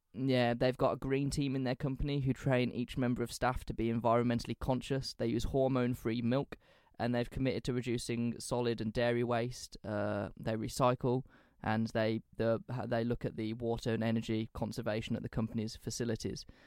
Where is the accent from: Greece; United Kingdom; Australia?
United Kingdom; England; we're from England